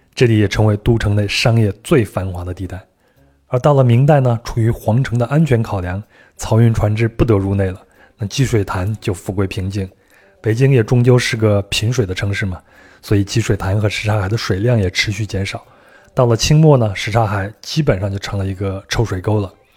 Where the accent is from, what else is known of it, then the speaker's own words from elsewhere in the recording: Henan, China; moved away; 我们老家河南也有